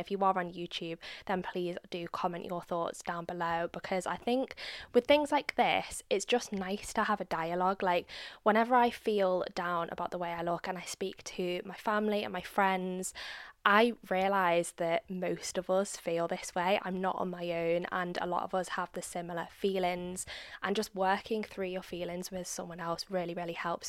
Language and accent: English; United Kingdom; I'm a Brit.